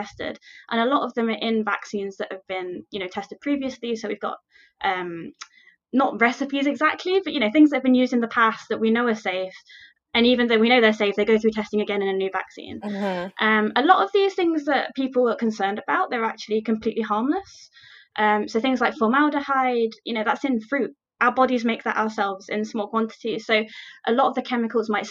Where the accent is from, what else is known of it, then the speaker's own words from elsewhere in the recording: Nottingham, East Midlands, United Kingdom; moved away as an adult; also born or lived in Leeds; now in Belfast, United Kingdom; I'm originally from Nottingham in the UK